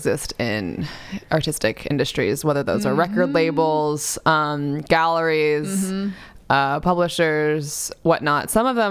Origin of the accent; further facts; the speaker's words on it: New York City, New York, United States; I grew up in New York City